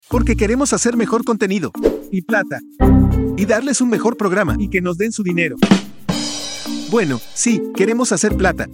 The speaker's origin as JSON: {"language": "Spanish", "country": "Argentina"}